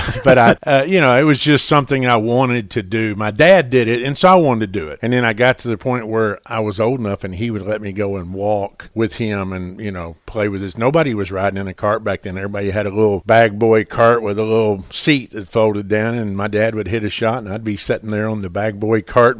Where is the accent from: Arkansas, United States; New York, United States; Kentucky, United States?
Arkansas, United States; Bald Knob; we grew up in Ball Knob